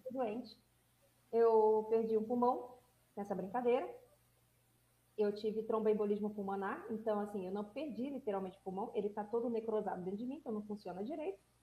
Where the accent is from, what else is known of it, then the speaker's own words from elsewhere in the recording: Rio de Janeiro, Brazil; eu sou carioca